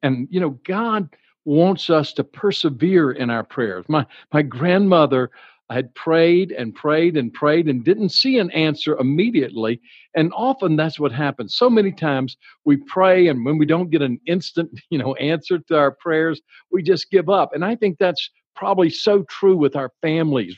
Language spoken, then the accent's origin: English; Baton Rouge, Louisiana, United States; I grew up in Baton Rouge, Louisiana